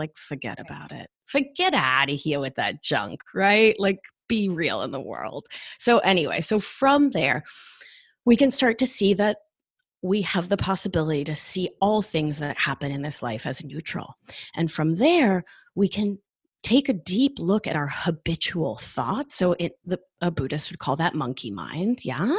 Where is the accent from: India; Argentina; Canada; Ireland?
Argentina; moved away; I mean, I'm from Argentina and we left during the dirty war.